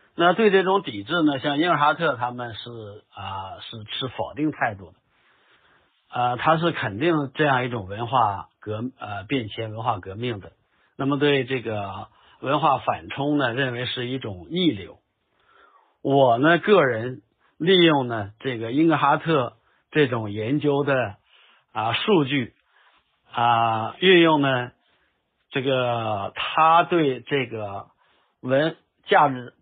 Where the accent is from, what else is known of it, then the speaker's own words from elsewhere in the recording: China; 我们中国人